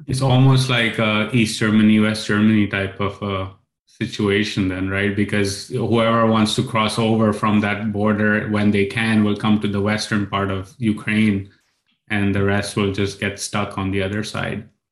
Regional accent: Pakistan; I grew up in Pakistan listening to sermons

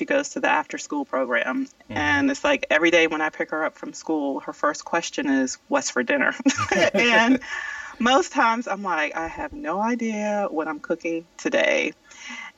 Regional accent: South Carolina, United States; moved away as an adult; now in Atlanta, United States; I grew up in South Carolina, and I came to Georgia, and I went to Spelman College

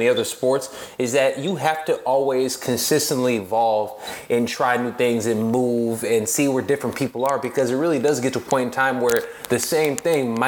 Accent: Chicago, Illinois, United States; now in Los Angeles, United States; I'm in LA now. I'm from Chicago myself

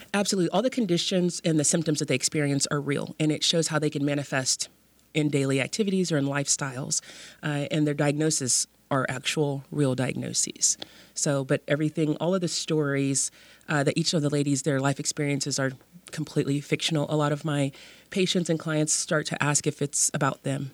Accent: Dallas, Texas, United States; also born or lived in Austin, Texas; now in West Texas, United States; I am a Texas native I grew up in Dallas

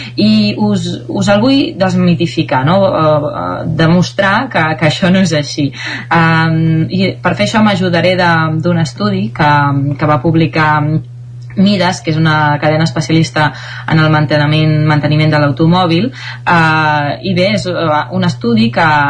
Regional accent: Caldes de Montbui, Catalonia, Spain; sóc de Caldes de Montbui

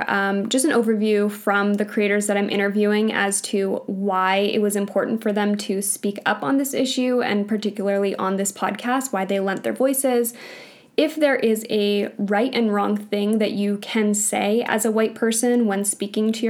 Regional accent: Canada; I grew up in Canada. I was born in Canada.

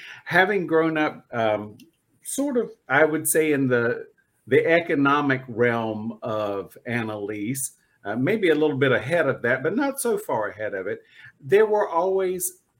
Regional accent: North Carolina, United States; I grew up in North Carolina and I know what cicadas sound like, but I didn't know what they were.

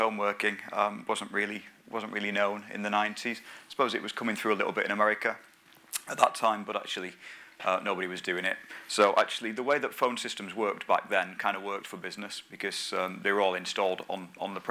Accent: the north of England, United Kingdom; I'm a northerner, as you can probably tell

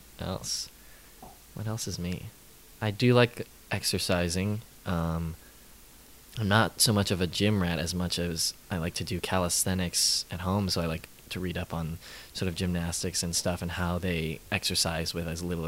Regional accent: St. Louis, Missouri, United States; moved away as an adult; now in New York, United States; I'm from St. Louis, Missouri.

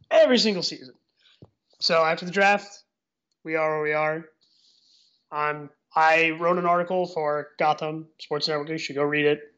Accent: New Jersey, United States; I'm Irish and I'm from the great state of New Jersey.

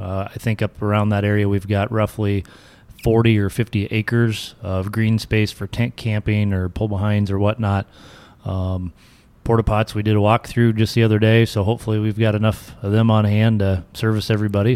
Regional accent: Onawa, Iowa, United States; I was born and raised in Onawa. Um, graduated from West Monona High School

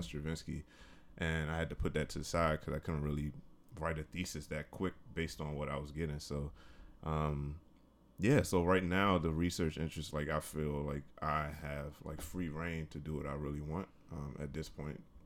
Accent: Washington, District of Columbia, United States; I'm from, uh, from the D C area. I'm from Washington D C

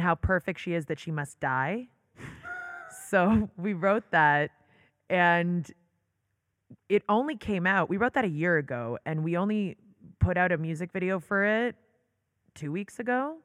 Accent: Toronto, Ontario, Canada; moved away as an adult; also born or lived in New York; now in Israel; I loved growing up in Toronto.

